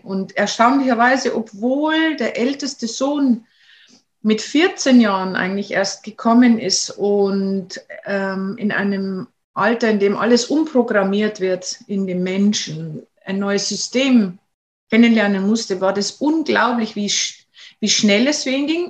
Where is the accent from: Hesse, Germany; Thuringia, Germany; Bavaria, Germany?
Bavaria, Germany; moved away as an adult; also born or lived in Denmark; now in Norway; wir sind ja aus Bayern